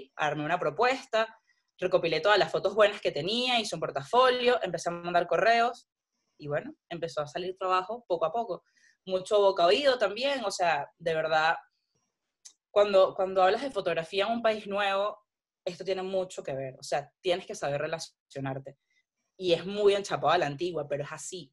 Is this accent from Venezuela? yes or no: yes; Venezuela; moved away as an adult; also born or lived in Panama; yo soy de Venezuela